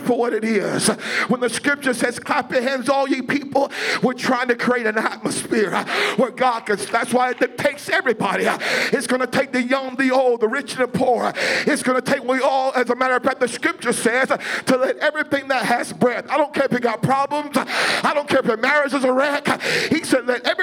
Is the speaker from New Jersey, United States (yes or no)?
no; California, United States; I was raised in California